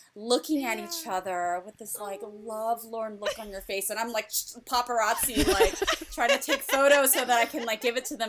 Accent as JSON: {"language": "English", "region": "New Jersey", "country": "United States", "said": "I'm from New Jersey"}